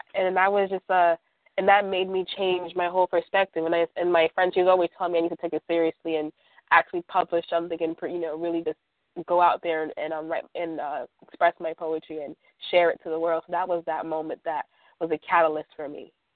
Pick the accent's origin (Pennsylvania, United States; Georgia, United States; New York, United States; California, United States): New York, United States; New York City; I'm from Brooklyn, New York.